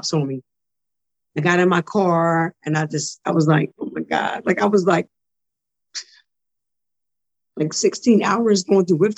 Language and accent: English; Philadelphia, Pennsylvania, United States; moved away as an adult; also born or lived in Detroit / Bristol, Pennsylvania; now in New Jersey, United States; I was born in Detroit, grew up in Philadelphia and moved to Bristol, Pennsylvania, then back to Philadelphia. So I'm a PA girl, really a Philly girl, because Philly raised me